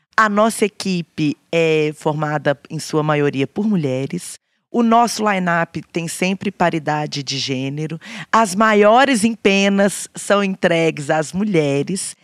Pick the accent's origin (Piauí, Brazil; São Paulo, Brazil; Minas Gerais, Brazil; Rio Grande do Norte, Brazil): Minas Gerais, Brazil; Belo Horizonte; Eu falava, "Belo Horizonte"